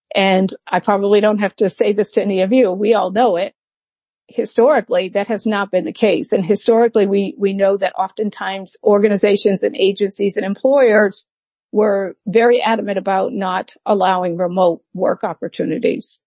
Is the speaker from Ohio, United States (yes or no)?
no; Massachusetts, United States; moved away as an adult; also born or lived in Atlanta, Georgia; now in near Atlanta, Georgia, United States; in Massachusetts is my home state.